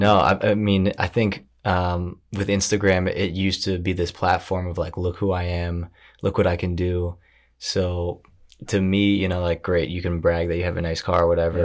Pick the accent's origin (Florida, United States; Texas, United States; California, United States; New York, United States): New York, United States; Briarcliff Manor; now in New York City, United States; I grew up in Westchester